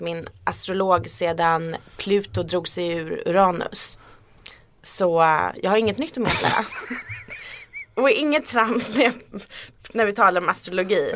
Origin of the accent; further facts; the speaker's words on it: Sweden; accent: rikssvenska (Standard Swedish); min rikssvenska dialekt